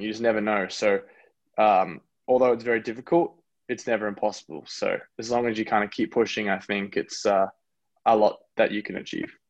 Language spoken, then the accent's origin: English; Australia; moved away; also born or lived in United States / New Zealand; I'm really proud to have grown up in Australia, and I'm really proud to be born in America. But you know, I'm definitely a New Zealander